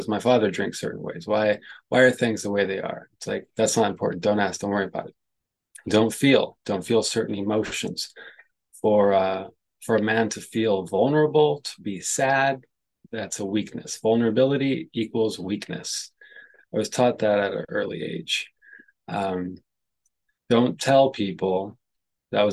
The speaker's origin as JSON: {"language": "English", "town": "San Francisco", "region": "California", "country": "United States", "tie": "born or raised there", "said": "I was born in San Francisco, in like downtown San Francisco. My early childhood, I'm the youngest of five"}